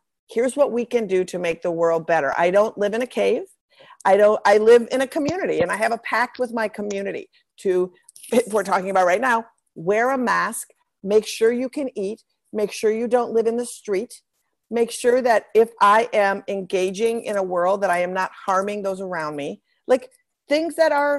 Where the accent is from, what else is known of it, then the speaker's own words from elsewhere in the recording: Minnesota, United States; moved away as an adult; now in Brooklyn, United States; I'm a Minnesotan, born and raised, live in Brooklyn, New York now, and Minnesota both.